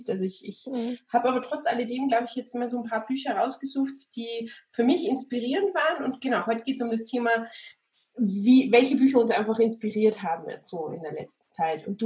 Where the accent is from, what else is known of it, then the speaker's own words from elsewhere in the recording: Austria; Ja, ich bin Österreicher, ich muss das alles nicht wissen.